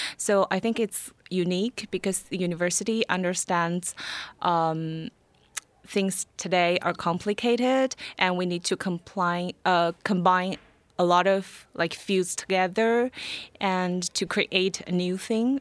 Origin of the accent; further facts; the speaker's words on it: Nanjing, Jiangsu, China; moved away as an adult; also born or lived in Shanghai, China; now in Sweden; I'm from Nanjing